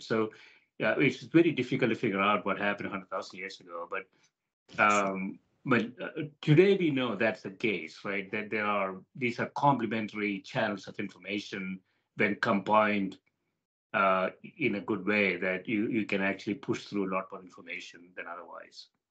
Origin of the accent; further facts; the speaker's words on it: India; I grew up in India, for example, you know, in a developing country